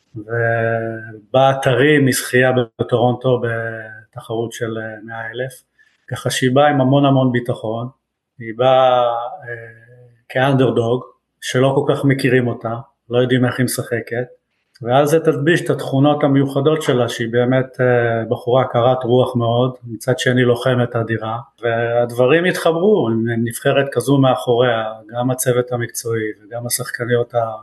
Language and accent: Hebrew; Israel; now in Canada; אני ישראלי בנפש ובנשמה